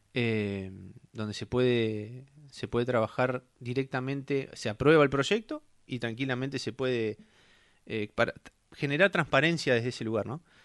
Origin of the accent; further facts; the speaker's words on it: Puerto Deseado, Santa Cruz, Argentina; Hace 41 años nací en Puerto Deseado